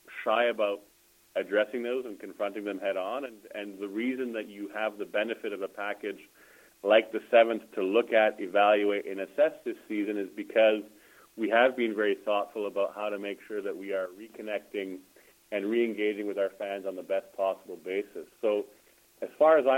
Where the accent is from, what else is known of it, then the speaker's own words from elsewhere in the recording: Ottawa, Ontario, Canada; a large group of us who are born and raised in Ottawa